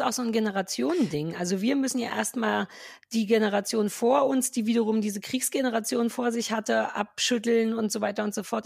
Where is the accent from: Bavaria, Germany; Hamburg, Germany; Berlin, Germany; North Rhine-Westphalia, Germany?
Berlin, Germany; wir Berliner